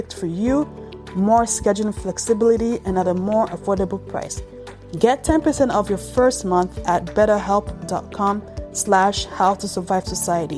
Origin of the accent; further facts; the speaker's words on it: Canada; also born or lived in Ontario; I'm Canadian myself. I'm in Ontario